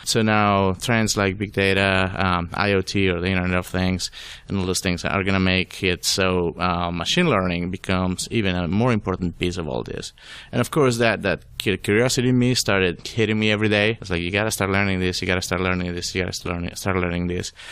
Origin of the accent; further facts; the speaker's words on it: Venezuela; English is a second language; moved away as an adult; also born or lived in Florida, United States; now in Atlanta, United States; I was born in Venezuela